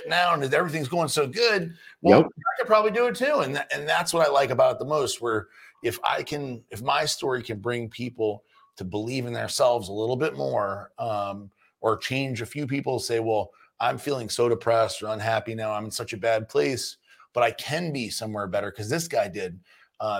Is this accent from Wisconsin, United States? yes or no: no; New Orleans, Louisiana, United States; moved away; I grew up in New Orleans, Louisiana